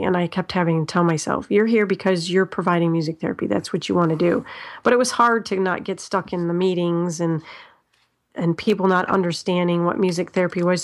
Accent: Ohio, United States; I am from Ho-, Ohio. Um, I haven't always lived in Ohio

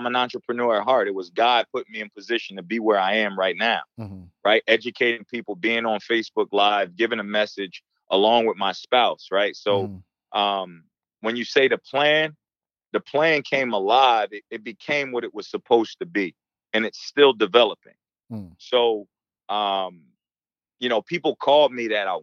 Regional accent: Newark, New Jersey, United States; growing up in Newark, New Jersey, as a Black male

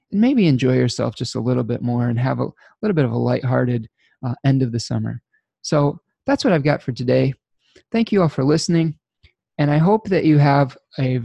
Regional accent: United States

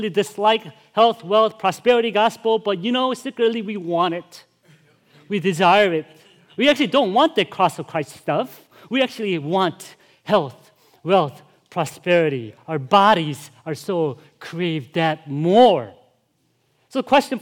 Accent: Chicago, Illinois, United States; I'm from Chicago, too

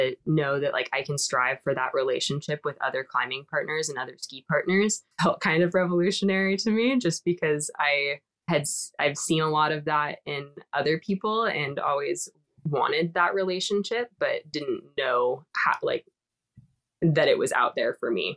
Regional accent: Olympia, Washington, United States; I grew up in Washington. I'm originally from Olympia

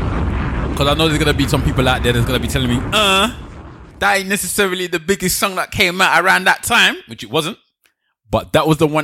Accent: London, United Kingdom; I come from London. I was born and bred in London. I'm a Nigerian born and bred Londoner, right?

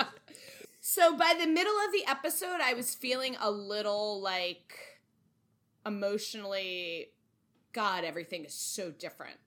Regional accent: Connecticut, United States; my home state of Connecticut

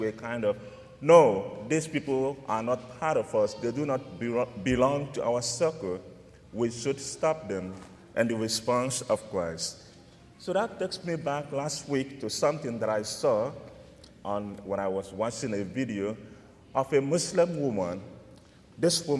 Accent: Nigeria; moved away; I'm from Nigeria, and I grew up in a deep Catholic environment

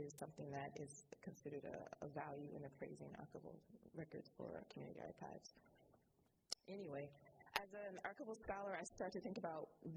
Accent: Chicago, Illinois, United States; moved away as an adult; also born or lived in Doha, Qatar; I am African American from Chicago, Illinois

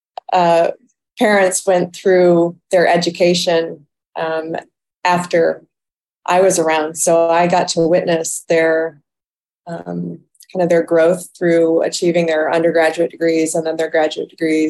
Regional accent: Toledo, Ohio, United States; I was born in Toledo, Ohio

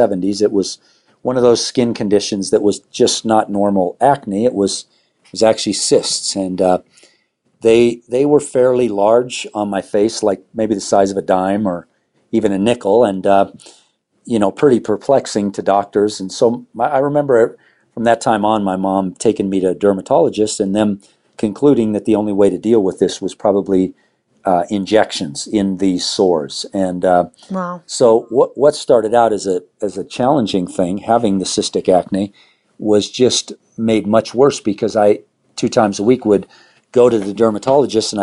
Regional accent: Southern California, United States; now in Arvada, United States; I grew up in Southern California

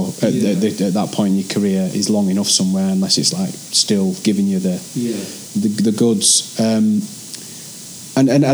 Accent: Barnsley, Yorkshire and the Humber, United Kingdom; accent: Yorkshire; also born or lived in London; now in Manchester, United Kingdom; When you're from Yorkshire, there's some words you'll never be able to change.

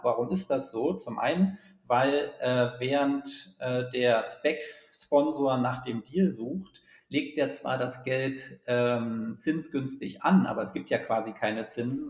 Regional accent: Germany; also born or lived in Berlin; die große DDR, aus der ich ja komme

